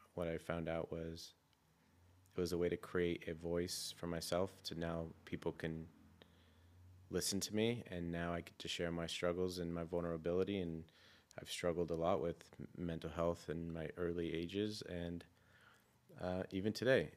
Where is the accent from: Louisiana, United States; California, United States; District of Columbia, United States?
California, United States; San Francisco; I grew up in San Francisco